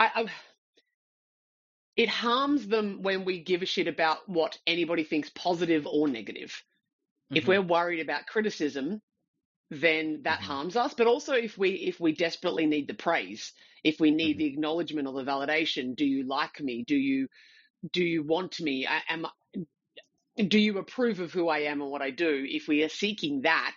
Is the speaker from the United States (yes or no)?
no; Australia; I'm Australian